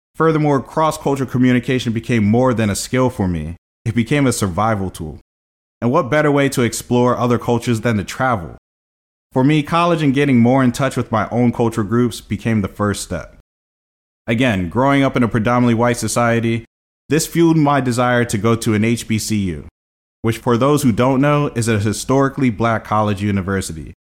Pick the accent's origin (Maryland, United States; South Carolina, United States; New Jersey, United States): Maryland, United States; Columbia; also born or lived in Brooklyn, New York; growing up in Columbia